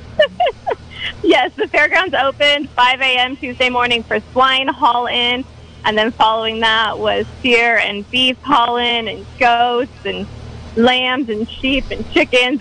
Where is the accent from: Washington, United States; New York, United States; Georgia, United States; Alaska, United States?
Alaska, United States; now in Calpella, United States; I did not grow up in the state. I grew up in Alaska